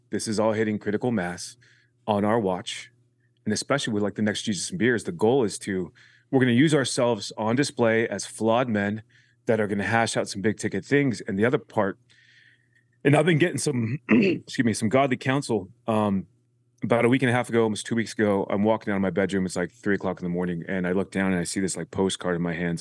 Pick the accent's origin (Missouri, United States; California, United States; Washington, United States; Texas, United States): California, United States; Huntington Beach; we grew up in Huntington Beach